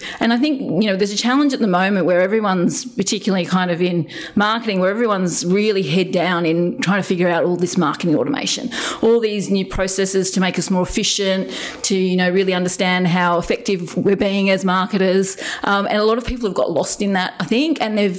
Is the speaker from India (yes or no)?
no; Papua New Guinea; And growing up in New Guinea, being the white freckly kid, I was constantly trying to fit in.